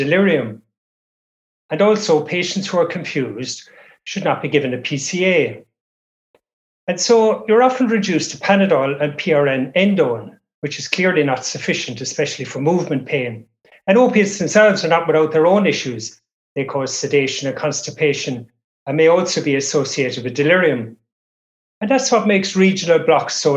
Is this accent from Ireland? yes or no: yes; Ireland; now in Cairns, Australia; I'm originally from Ireland. I've been in Australia for many years